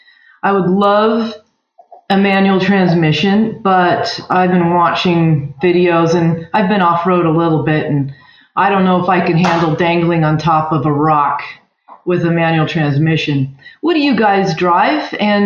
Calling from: Walnut Creek, California, United States; I'm calling from Walnut Creek, California

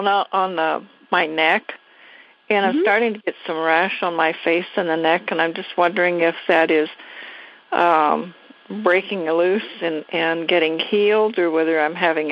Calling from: Washington, United States

